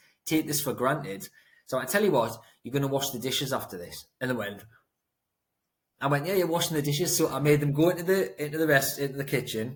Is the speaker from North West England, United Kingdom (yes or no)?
no; Newcastle upon Tyne, North East England, United Kingdom; I grew up in Throckley, Newcastle upon Tyne, if anyone knows where that is, in a block of flats